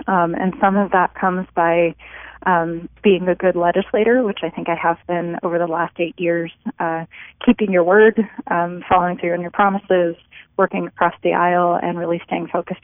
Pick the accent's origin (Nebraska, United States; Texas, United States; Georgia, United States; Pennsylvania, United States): Nebraska, United States; rural eastern; now in Lincoln, United States; I was born and raised in rural eastern Nebraska